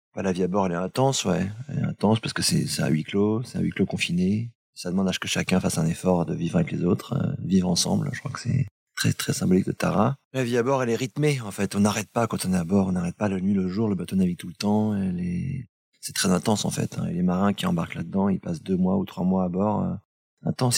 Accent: Brittany, France; chez nous, en Bretagne

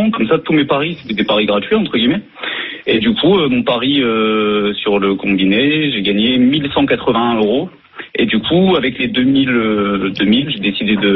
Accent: Amiens, Hauts-de-France, France; moved away as an adult; je suis originaire d'Amiens.

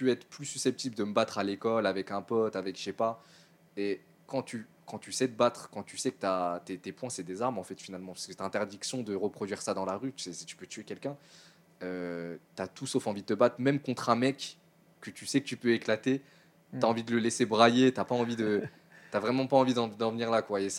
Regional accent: Suresnes, Île-de-France, France; C'est la ville où j'ai grandi.

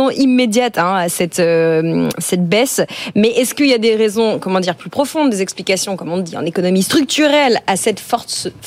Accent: France; chez nous en France

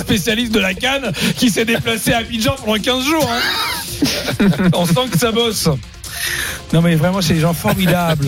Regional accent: France; pas ivoirien d'origine, français. Je suis né en France

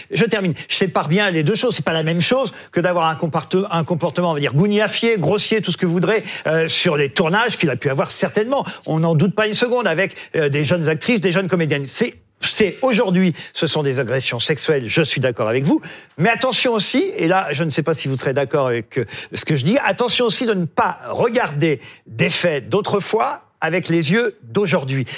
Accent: France; chez nous en France

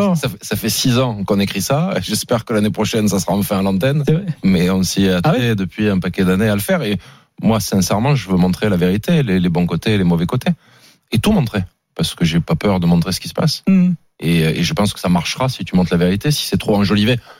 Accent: Marseille, Provence-Alpes-Côte d'Azur, France; je suis marseillais

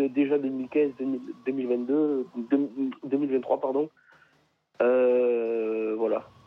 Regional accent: France; pas ivoirien d'origine, français. Je suis né en France et je supporte la Côte d'Ivoire.

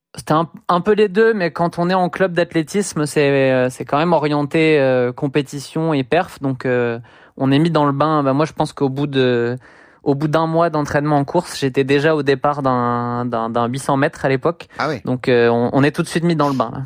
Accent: Le Havre, Normandy, France; moved away as an adult; Je viens du Havre, en Normandie

